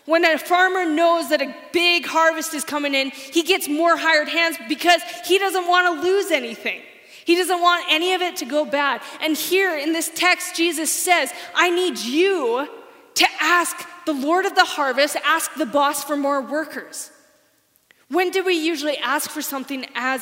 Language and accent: English; Saskatchewan, Canada; now in Alberta, Canada; I'm from Saskatchewan. I don't really like Saskatchewan. I'm glad I'm in Alberta.